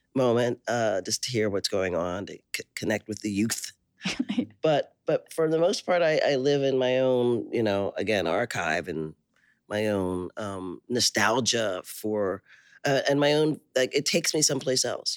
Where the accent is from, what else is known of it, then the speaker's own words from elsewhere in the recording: Philadelphia, Pennsylvania, United States; also born or lived in Liberia; now in Oakland, United States; Philadelphia where I grew up